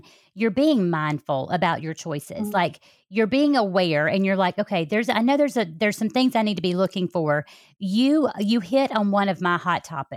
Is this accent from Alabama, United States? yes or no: yes; Alabama, United States; accent: Southern; I'm from Alabama